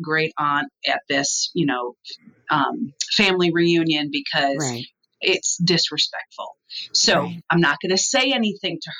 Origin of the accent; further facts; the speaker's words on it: Midwest, United States; I come from the Midwest